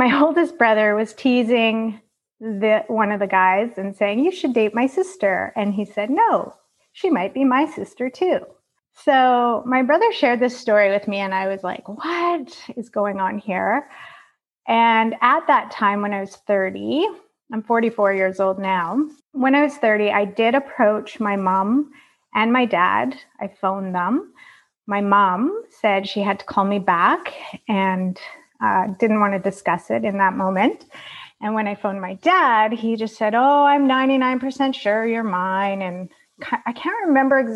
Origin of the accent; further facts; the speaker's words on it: Calgary, Alberta, Canada; I was born in Calgary, Alberta in 1976